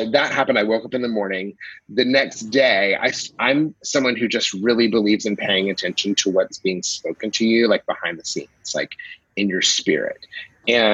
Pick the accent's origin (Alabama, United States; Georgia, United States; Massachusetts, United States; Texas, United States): Georgia, United States; Atlanta; moved away; also born or lived in New York / Germany; I'm originally from Atlanta